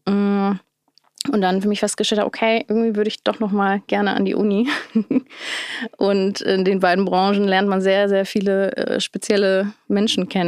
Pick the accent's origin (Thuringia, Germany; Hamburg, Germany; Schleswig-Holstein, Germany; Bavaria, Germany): Hamburg, Germany; ich bin in Hamburg-Wilhelmsburg aufgewachsen. Das ist, äh, ich meine, Stadtteil, der sehr divers ist und von sehr unterschiedlichen Kulturen geprägt ist.